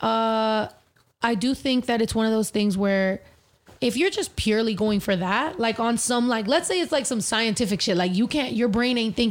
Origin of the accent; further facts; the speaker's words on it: California, United States; I'm from Cali